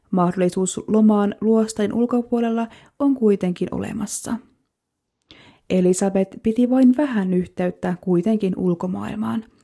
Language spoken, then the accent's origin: Finnish; Kemi, Lapland, Finland; born or raised there